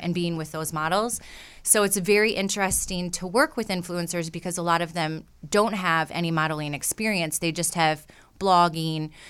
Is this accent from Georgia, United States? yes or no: no; Michigan, United States; moved away as an adult; also born or lived in Atlanta; I grew up in Michigan in a very, like I said, like 2,000 people